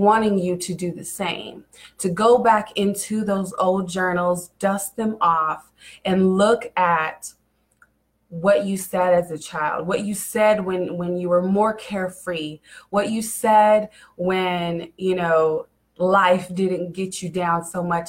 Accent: Kansas City, Missouri, United States; I come from Kansas City, Missouri. I was actually moved all around Kansas City, honestly. I first started off, I lived in the west side of Kansas City, which when I grew up was a high area

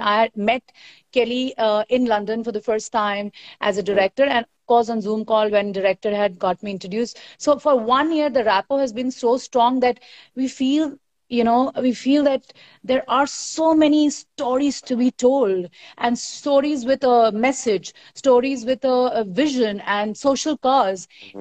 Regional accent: Bihar, India; I come from Bihar

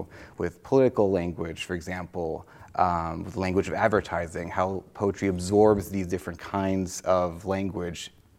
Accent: France; English is a second language; So I was born and raised in France, but I started learning English when I was fairly young. I lived all in lots of different places in France.

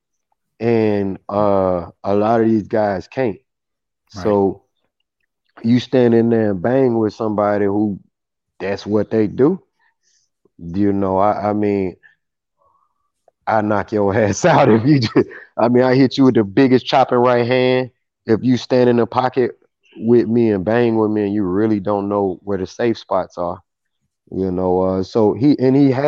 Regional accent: Mississippi, United States; moved away; I'm from Mississippi, and when I was living there, everybody had pretty much that same demeanor

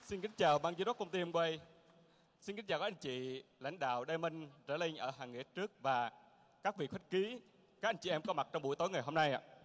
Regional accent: Quang Ngai, Vietnam; Tôi sinh ra ở Quảng Ngãi.

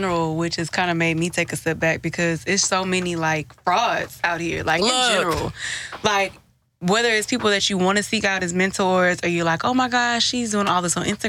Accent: Houston, Texas, United States; because I'm from Houston.

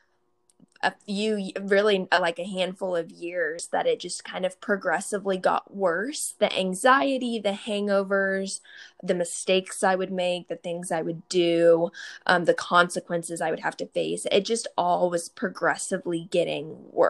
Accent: Kansas, United States; now in Dallas, United States; I am originally from Kansas, but I live in Dallas, Texas right now

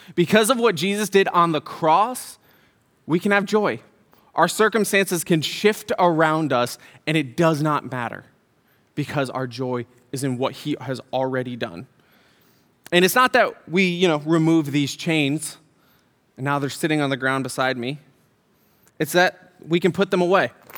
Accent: Syracuse, New York, United States; moved away; also born or lived in Utah; I was born in Syracuse. I was born across hospital

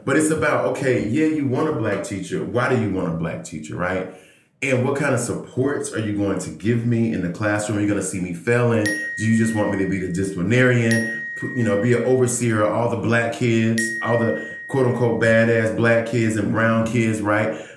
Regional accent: Georgia, United States; moved away as an adult; now in Oakland, United States; a fellow native son of Georgia

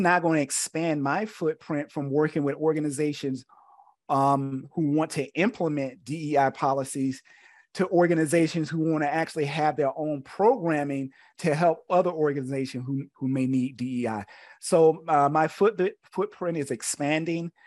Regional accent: Camilla, Georgia, United States; moved away as an adult; also born or lived in South Carolina; I'm originally from Georgia, um, born in a small country town called Camilla

